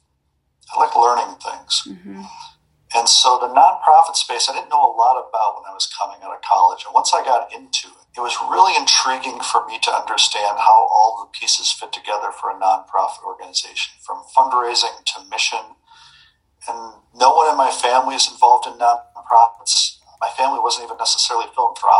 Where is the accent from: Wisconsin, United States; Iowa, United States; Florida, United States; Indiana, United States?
Wisconsin, United States; Appleton; I am originally from Appleton, Wisconsin